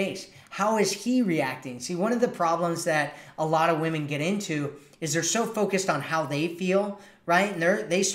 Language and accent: English; United States; accent: American; my American accent